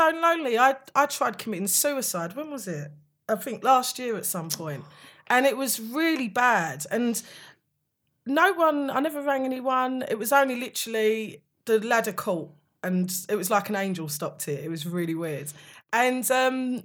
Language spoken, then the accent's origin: English; Upminster, London, United Kingdom; growing up in Upminster, Hornchurch is predominantly white area.